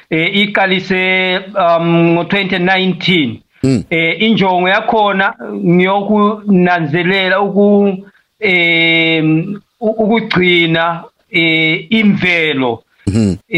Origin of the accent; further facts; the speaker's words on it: Malawi; first language Tumbuka; Zulu is a second language; also born or lived in Matabeleland, Zimbabwe; now in Zimbabwe; mina vele ngivela eMalawi lapho ngadabuka khona but ngiseZimbabwe eh, emandebeleni ngihlezi lapha for about the past 25 years so ngiyazama ukukhuluma isiZulu salapha eZimbabwe esithiwa isindebele